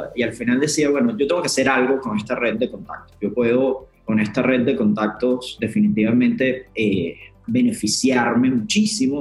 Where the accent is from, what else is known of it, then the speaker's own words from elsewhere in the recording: Puerto Ordaz, Bolívar, Venezuela; moved away as an adult; also born or lived in Caracas; Yo soy de Puerto Ordaz, en el interior del país, en Venezuela